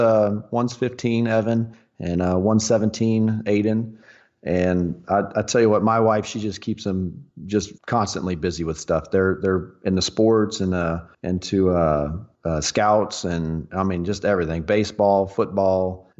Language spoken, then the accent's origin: English; Southlake, Texas, United States; I was born and raised here in the Dallas Fort Worth area, right in between, or kind of right in the middle. Little town called Southlake.